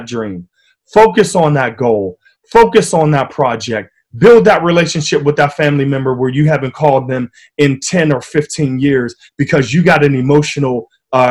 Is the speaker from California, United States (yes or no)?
no; Wilkinsburg, Pennsylvania, United States; growing up in Wilkinsburg, it was a tough city, you know, a tough town